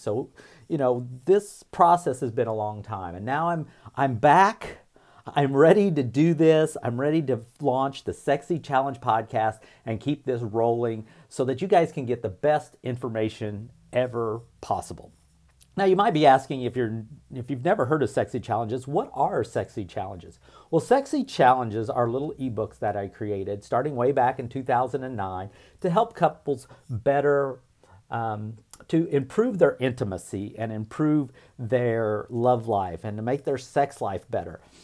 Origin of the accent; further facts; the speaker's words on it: Indiana, United States; I grew up in a small town in Indiana